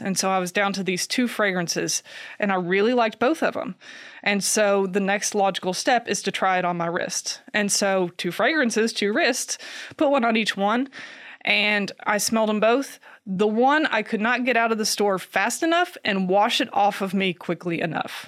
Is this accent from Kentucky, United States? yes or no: yes; Kentucky, United States; I grew up here in Kentucky